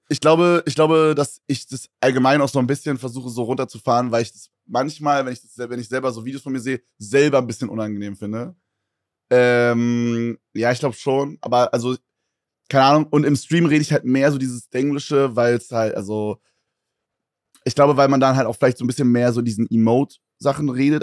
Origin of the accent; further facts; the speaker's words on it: Berlin, Germany; Ich komme ja aus Berlin